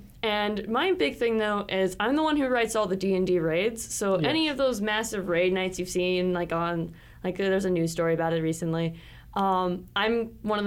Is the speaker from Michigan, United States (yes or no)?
no; Salt Lake City, Utah, United States; I'm from Salt Lake City